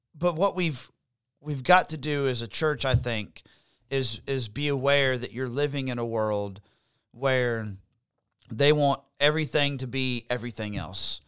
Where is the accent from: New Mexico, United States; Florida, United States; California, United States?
Florida, United States; Florida Panhandle, United States; also born or lived in Alabama; now in South Carolina, United States; I grew up in the Panhandle of Florida, which is very conservative